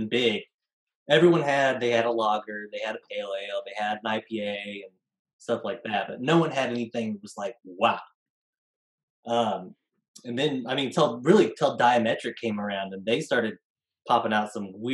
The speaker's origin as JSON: {"language": "English", "town": "Grain Valley", "region": "Missouri", "country": "United States", "tie": "born or raised there", "also_born_or_lived": "Kansas City", "said": "I grew up in Grain Valley."}